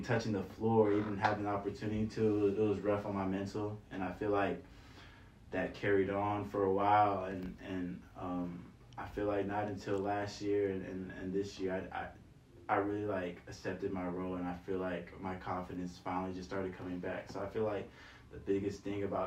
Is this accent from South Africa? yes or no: no; Nigeria; now in San Francisco, United States; I'm from Nigeria